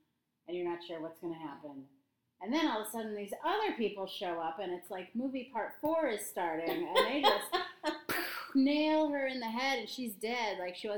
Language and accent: English; United States; I'm used to just being American